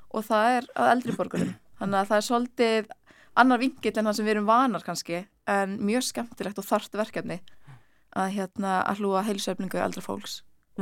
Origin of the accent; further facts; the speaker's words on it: Ísafjörður, Westfjords, Iceland; now in Reykjavík, Iceland; ég er frá Ísafjörði